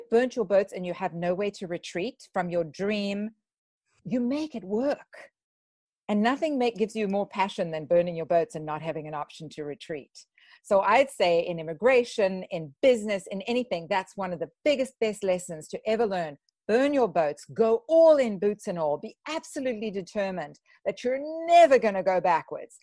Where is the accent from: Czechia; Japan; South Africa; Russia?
South Africa; moved away as an adult; also born or lived in Vancouver, British Columbia, Canada; now in United States; I immigrated from South Africa to Canada